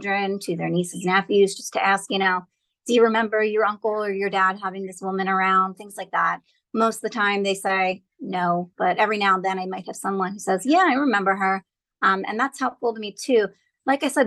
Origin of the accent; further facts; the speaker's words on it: New Jersey, United States; I'm from New Jersey. I'm a Jewish girl. When you're a Jewish Jersey girl